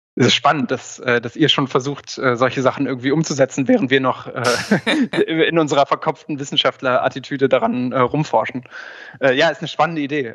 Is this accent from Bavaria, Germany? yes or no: no; Göttingen, Lower Saxony, Germany; in meiner Heimatstadt in Göttingen